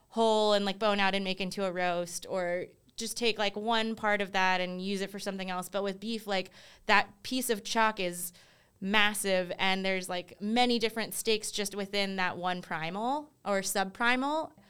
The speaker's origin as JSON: {"language": "English", "region": "East Coast", "country": "United States", "tie": "born or raised there", "said": "I think you always hear like growing up on the East Coast, they're like, oh, California's like ahead of the, like just in general, like ahead of all the trends."}